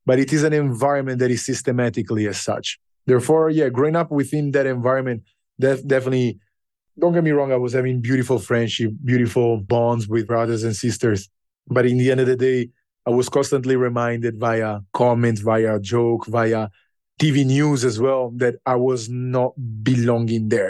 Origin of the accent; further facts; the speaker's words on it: Italy; moved away as an adult; now in Ghana; growing up in Italy